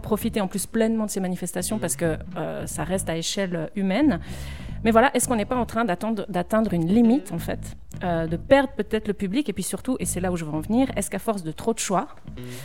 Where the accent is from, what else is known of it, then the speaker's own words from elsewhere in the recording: Neuchâtel, Switzerland; je suis neuchâteloise